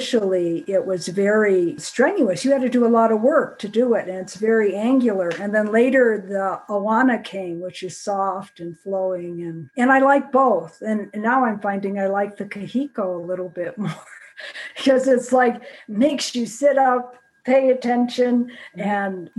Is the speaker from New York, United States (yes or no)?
yes; Rochester, New York, United States; moved away as an adult; also born or lived in Florida; now in Colorado, United States; I'm from Rochester, New York